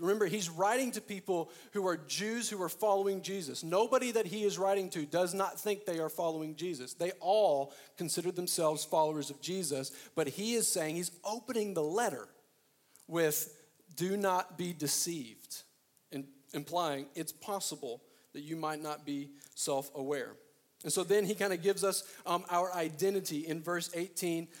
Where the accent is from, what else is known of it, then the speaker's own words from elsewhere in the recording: Arkansas, United States; moved away; I'm originally from Arkansas